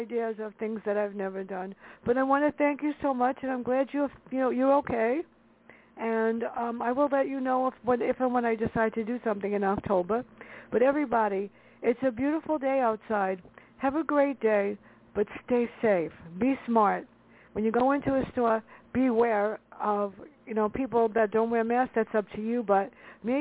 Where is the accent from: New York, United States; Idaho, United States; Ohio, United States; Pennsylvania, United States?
New York, United States; New York City; growing up in the Bronx together